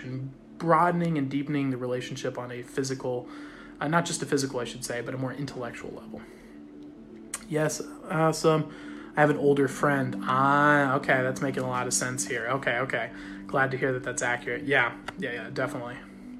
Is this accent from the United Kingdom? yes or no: no; Australia; I'm Australian.